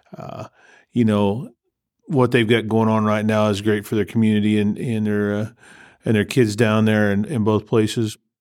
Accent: Texas, United States; moved away; when I was growing up in Texas

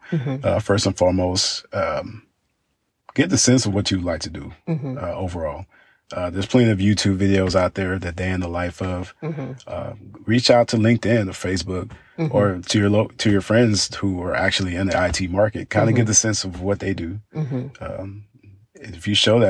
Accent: Dallas, Texas, United States; growing up in Dallas

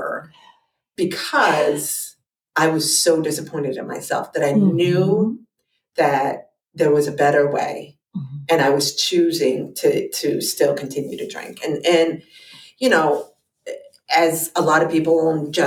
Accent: New Jersey, United States; moved away as an adult; now in Pennsylvania, United States; I'm from New Jersey

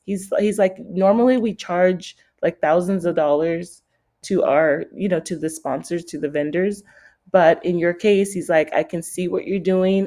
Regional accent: San Francisco, California, United States; I grew up around fashion in San Francisco.

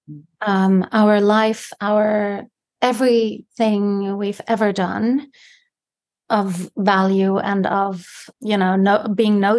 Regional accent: South Africa; moved away; and it's the same for me you know when i go back to south africa i hardly sometimes understand what people are saying because the language actually changed so much in the uh, almost 20 years that I haven't been there.

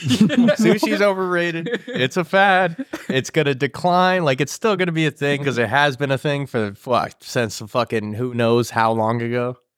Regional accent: Midwest, United States; Now, we might be a little bit better crowd because we're from the Midwest and people tend to be a little bit nicer out here.

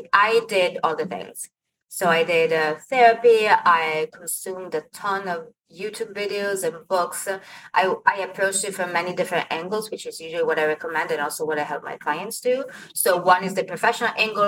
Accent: Milan, Lombardy, Italy; moved away as an adult; now in United States; I moved to the States from Italy when I was 23. I knew that I came from this family. I knew that I was born in Milan

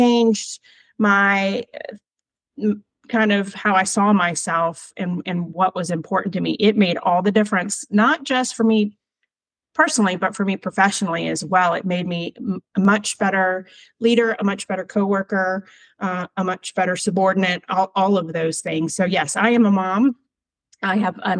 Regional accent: Virginia, United States; I'm from Virginia

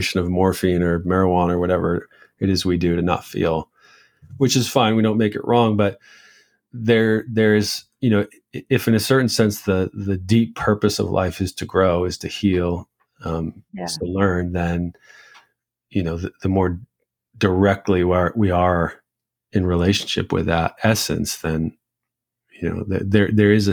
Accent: United States; growing up in the United States

